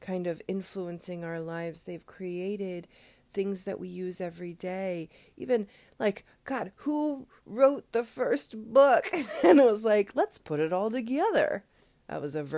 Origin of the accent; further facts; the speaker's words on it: United States; we as an American culture